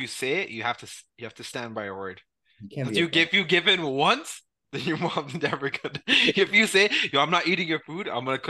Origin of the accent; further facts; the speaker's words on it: Brampton, Ontario, Canada; I grew up in Brampton, bro.